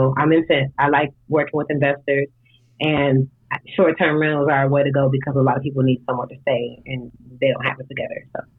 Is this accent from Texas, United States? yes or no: no; Detroit, Michigan, United States; moved away as an adult; now in Atlanta, United States; I am from Detroit. I live in Atlanta. I've been down here 10 years now. So I'm an out-of-towner with all the good insight.